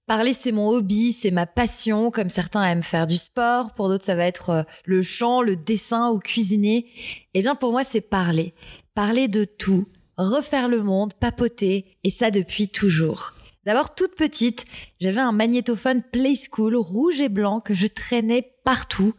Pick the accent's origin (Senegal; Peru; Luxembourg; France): France; Toulouse, Occitania; mini correspondante à Toulouse, ma ville natale